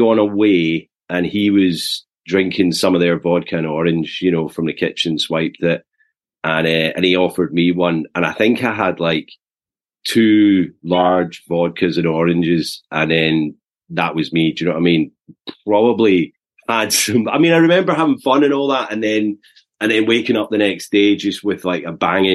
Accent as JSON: {"language": "English", "town": "Eaglesham", "region": "Scotland", "country": "United Kingdom", "tie": "born or raised there", "also_born_or_lived": "Glasgow", "said": "I was born in Glasgow in 1980, so I'm 43 now. But grew up in the south side of Glasgow in a little village called Eaglesham."}